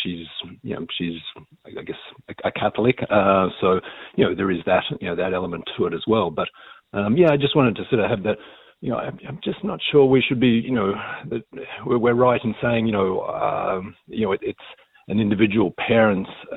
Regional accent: Australia; now in Ireland; I come from Australia

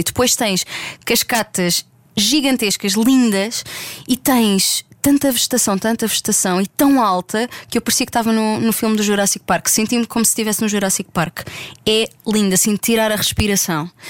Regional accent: Algarve, Portugal; cresci no Algarve

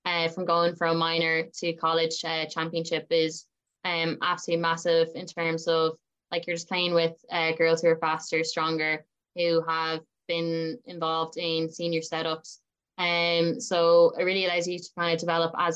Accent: Wexford, Leinster, Ireland; growing up in Wexford.

